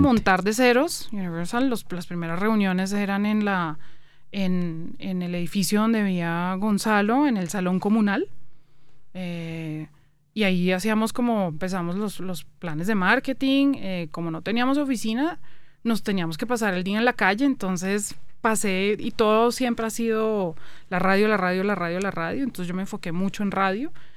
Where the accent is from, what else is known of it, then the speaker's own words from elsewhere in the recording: Colombia; moved away as an adult; also born or lived in Canada; me devolvía a vivir a Colombia Em, llevaba ya como ocho años por fuera del país